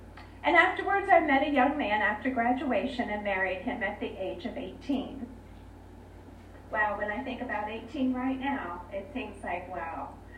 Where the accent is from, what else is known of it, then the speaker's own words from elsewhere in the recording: Lancaster County, Pennsylvania, United States; also born or lived in Altoona, Pennsylvania; I was born in Altoona, Pennsylvania, and at the age of 6, I ran to the altar out of a fear of going to hell.